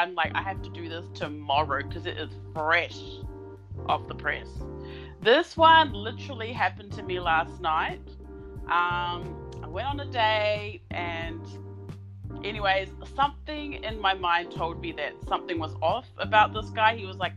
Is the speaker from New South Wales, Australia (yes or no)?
no; Melbourne, Victoria, Australia; I host the podcast What the Fuck, and I'm from Melbourne, Australia.